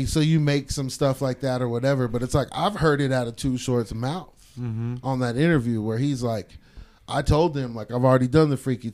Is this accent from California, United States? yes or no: yes; Stockton, California, United States; moved away; I'm from East Stockton